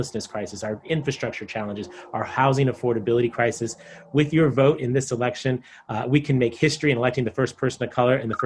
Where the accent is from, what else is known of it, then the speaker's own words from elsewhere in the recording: San Diego, California, United States; I'm a third-generation San Diegan. I grew up in Claremont, graduated from Madison High School